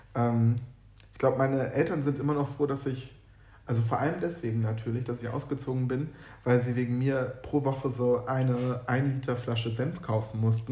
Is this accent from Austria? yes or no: no; Northern Germany, Germany; ich komme aus Norddeutschland